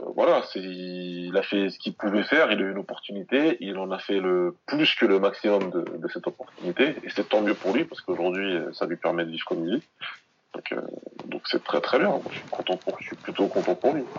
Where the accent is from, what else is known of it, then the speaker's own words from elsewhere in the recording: Senegal; je suis moi-même du Sénégal